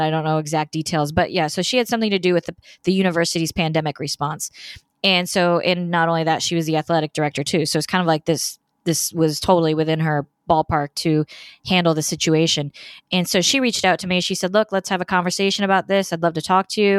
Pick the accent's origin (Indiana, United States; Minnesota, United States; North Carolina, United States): Indiana, United States; moved away as an adult; now in Florida, United States; I'm from Indiana originally. I, of course, live in Florida now